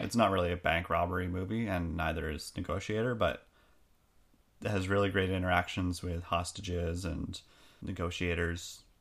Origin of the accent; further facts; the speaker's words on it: Canada; we're Canadian